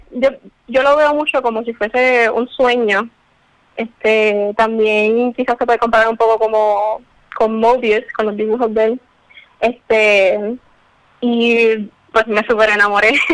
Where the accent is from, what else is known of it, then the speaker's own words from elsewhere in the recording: San Juan, Puerto Rico; Eh, yo soy de San Juan.